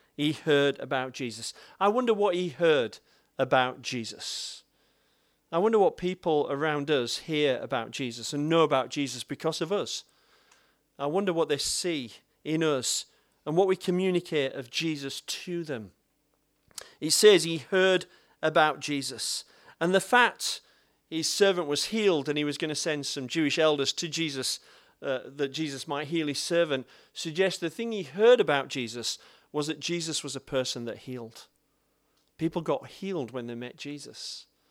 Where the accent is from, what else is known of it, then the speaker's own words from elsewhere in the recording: Bradford, Yorkshire and the Humber, United Kingdom; I'm from Bradford